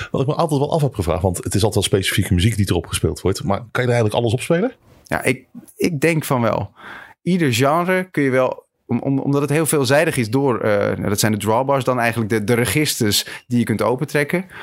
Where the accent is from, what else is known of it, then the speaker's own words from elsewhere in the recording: Schagen, North Holland, Netherlands; Ik kom uit Schagen en daar had je een muziekcentrum. Daar kreeg ik muziekles en daar heb ik, ben ik mijn, eigen, mijn eerste bandjes begonnen.